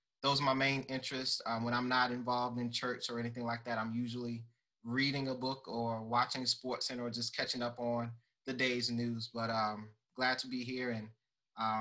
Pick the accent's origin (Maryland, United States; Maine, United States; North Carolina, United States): North Carolina, United States; Gastonia; moved away as an adult; now in New Orleans, United States; I'm born and raised in Gastonia, North Carolina. I moved to New Orleans in 2015 to pursue a career in counseling